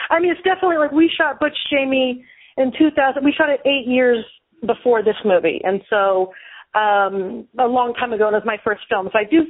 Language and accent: English; California, United States; My family actually, even though I'm from California, they now live in southern Missouri.